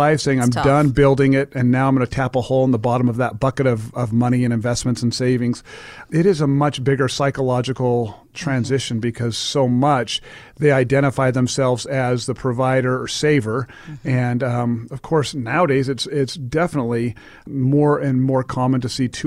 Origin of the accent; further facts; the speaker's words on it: Laie, Hawaii, United States; moved away; I was a howly white boy growing up on the islands is where I did my elementary school through high school